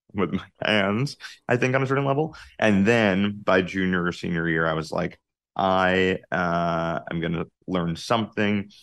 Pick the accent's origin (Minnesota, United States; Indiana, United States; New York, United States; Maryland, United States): New York, United States; Jericho; I grew up on Long Island, uh, in a, a small town called Jericho, uh, about forty minutes out of the city